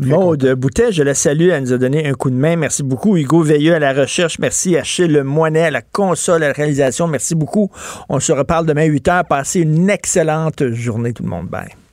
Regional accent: Quebec, Canada; on est tous des Québécois.

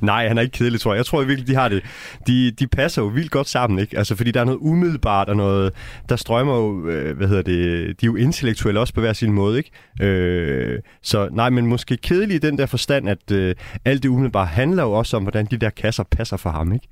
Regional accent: North Jutland, North Denmark Region, Denmark; moved away; jeg er opvokset i Brost øh, i Nordjylland

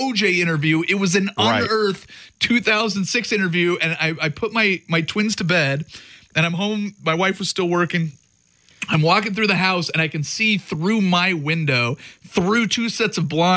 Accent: Vancouver, Washington, United States; born or raised there

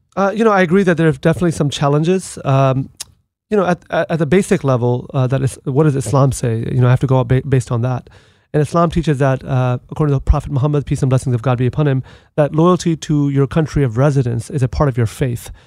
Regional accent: United States; as an American, as a United States Marine veteran

